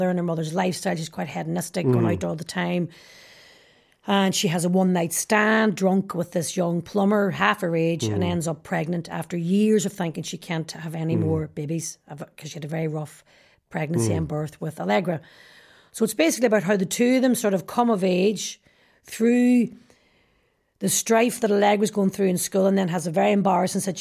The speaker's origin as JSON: {"language": "English", "town": "Derry", "region": "Northern Ireland", "country": "United Kingdom", "said": "I'm very obsessed with injustice because I'm from Derry"}